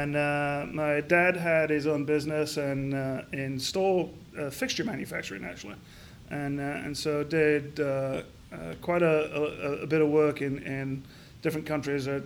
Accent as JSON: {"language": "English", "town": "Crofton", "region": "Yorkshire and the Humber", "country": "United Kingdom", "tie": "born or raised there", "also_born_or_lived": "Edinburgh, Scotland", "moved": "yes", "lives_now": "Columbus, United States", "said": "I grew up in Yorkshire in the north of England in a very small mining town called Crofton"}